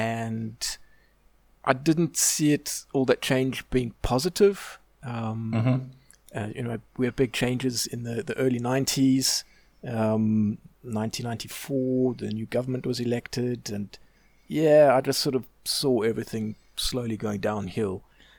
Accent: South Africa; moved away as an adult; also born or lived in United Kingdom; now in Austria; Yeah, I'm born and bred in South Africa, and I left South Africa in my late 20s and spent about 15 years in the UK. And about 7-8 years ago now, moved to Austria with my wife.

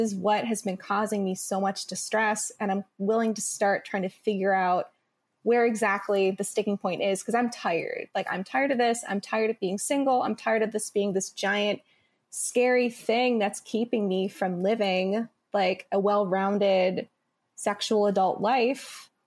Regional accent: Midwest, United States; I grew up in the Midwest, and then I went to a small liberal arts school in the Midwest.

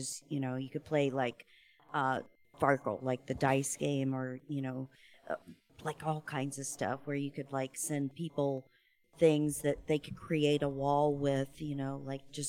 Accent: Terre Haute, Indiana, United States; moved away; I'm from Terre Haute.

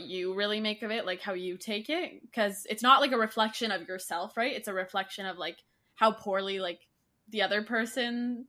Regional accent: Canada; I'm actually from Canada.

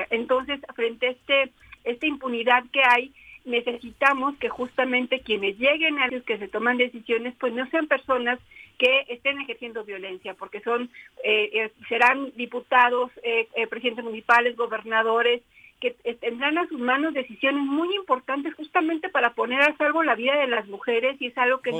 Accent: Puebla, Mexico; now in Mexico City, Mexico; Yo soy poblana, pero ah. ya más chilanga que poblana. Ah. ya, ya, ya con muchos años de vivir en la Ciudad de México, pero nacida en Puebla, Puebla.

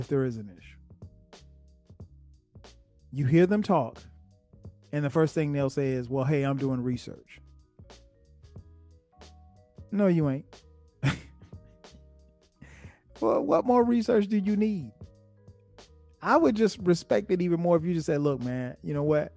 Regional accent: Florence, South Carolina, United States; in Florence, South Carolina, in my hometown

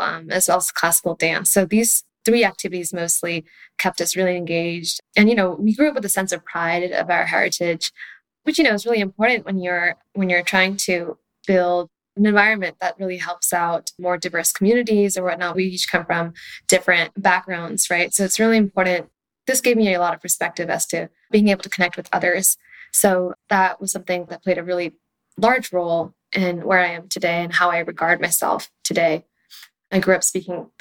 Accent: Palo Alto, California, United States; I was born and raised in the Bay Area right here in Palo Alto

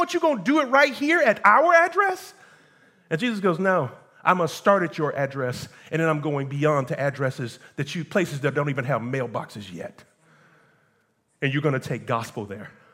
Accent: United States; I am an American just like you

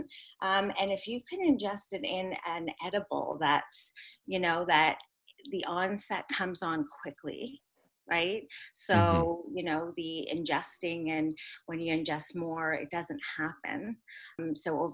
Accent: Toronto, Ontario, Canada; I'm actually from Toronto

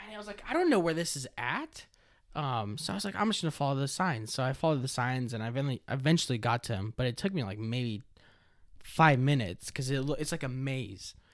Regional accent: California, United States; born and raised in California

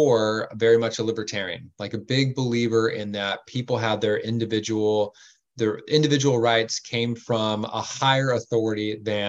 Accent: La Mesa, California, United States; now in Coronado, United States; I grew up over in East County, San Diego, in the unincorporated part of La Mesa.

